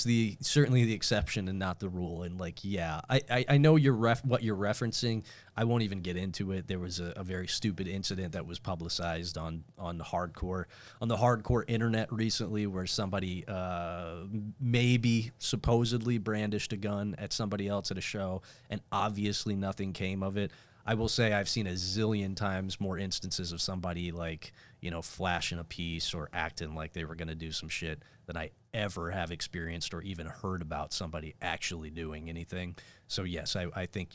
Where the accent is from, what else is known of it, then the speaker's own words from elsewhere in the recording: Northern Indiana, United States; I'm from Northern Indiana